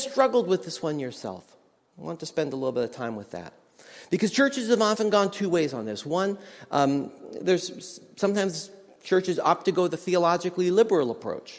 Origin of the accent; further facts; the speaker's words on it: Nelson, British Columbia, Canada; I went to a music college in my hometown of Nelson, British Columbia.